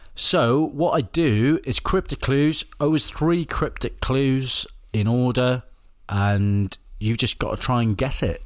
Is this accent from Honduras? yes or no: no; Wales, United Kingdom; I'm Welsh